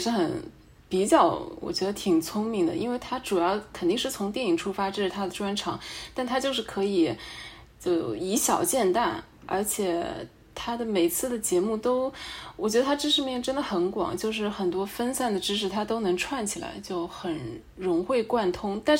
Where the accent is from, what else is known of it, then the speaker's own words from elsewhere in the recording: China; 就是我们中国人就不是很想承认的那种民族劣根性